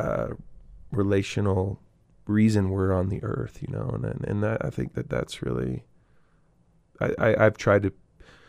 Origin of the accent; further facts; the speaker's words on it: Eugene, Oregon, United States; moved away as an adult; also born or lived in Chico, California; I grew up in Eugene, Oregon to these hippie parents